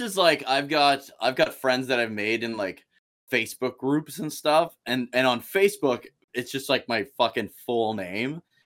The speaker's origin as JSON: {"language": "English", "region": "Saskatchewan", "country": "Canada", "tie": "born or raised there", "said": "the city I live in right now, which is about forty-five minutes from my hometown"}